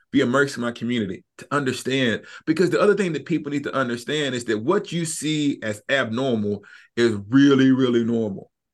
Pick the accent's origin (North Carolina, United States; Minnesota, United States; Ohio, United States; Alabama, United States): Alabama, United States; Huntsville; moved away; I'm from Huntsville, Alabama, North West Huntsville. And there wasn't an evangelical within twenty miles of where I grew up.